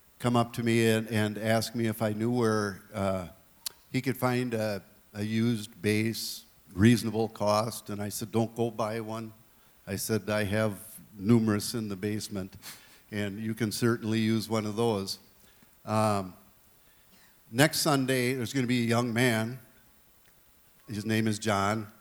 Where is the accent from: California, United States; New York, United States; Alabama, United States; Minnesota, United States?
Minnesota, United States; Willmar; growing up in the Covenant Church in Wilmer